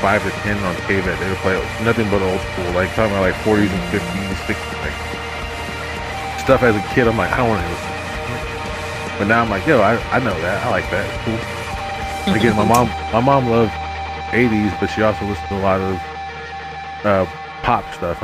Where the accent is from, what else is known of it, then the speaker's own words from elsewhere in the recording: Austin, Texas, United States; I was born and raised here in Austin